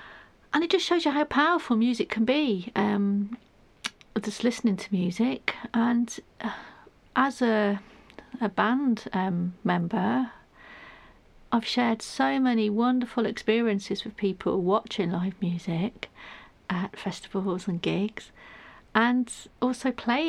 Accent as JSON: {"language": "English", "town": "Manchester", "region": "North West England", "country": "United Kingdom", "said": "That shows you where I'm from. I'm from Manchester originally. Can't tell by the accent, I know."}